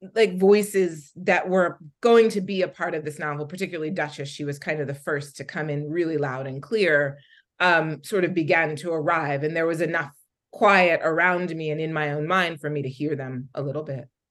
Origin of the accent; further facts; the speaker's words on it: Philadelphia, Pennsylvania, United States; I'm from Philadelphia and I grew up in Philadelphia in the 80s